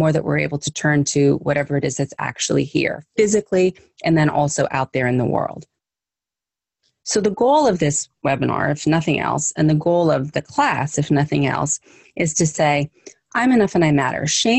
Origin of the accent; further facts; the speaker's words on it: United States; I'm Italian, I'm German, I'm Scottish, my background is this or that, but I'm American in this case.